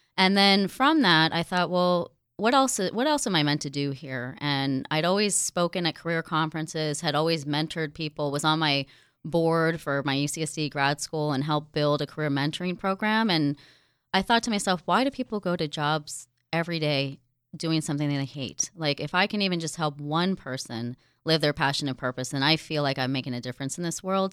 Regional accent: Jersey Shore, New Jersey, United States; now in San Diego, United States; born and raised on the Jersey Shore and very proud of it

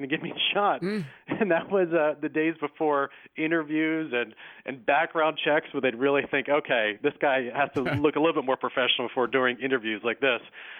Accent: outside of Philadelphia, Pennsylvania, United States; now in Washington, D.C., United States; Yeah, I grew up outside of Philadelphia

